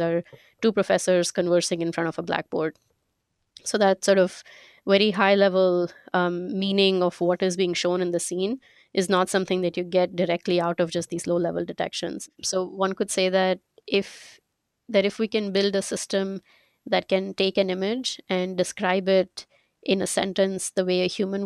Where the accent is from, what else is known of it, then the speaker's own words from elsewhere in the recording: India; moved away as an adult; also born or lived in Glassboro, New Jersey / Pittsburgh; I'm originally from India. That's where I grew up.